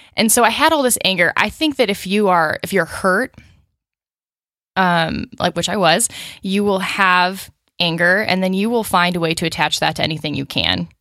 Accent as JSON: {"language": "English", "town": "Chicago", "region": "Illinois", "country": "United States", "tie": "born or raised there", "also_born_or_lived": "Los Angeles", "moved": "as an adult", "lives_now": "Nashville, United States", "said": "I was born outside Chicago in the suburbs"}